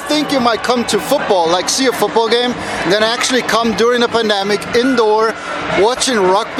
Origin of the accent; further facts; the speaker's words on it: Munich, Bavaria, Germany; now in Los Angeles, United States; I'm from Munich, born and raised, and now I live in L.A.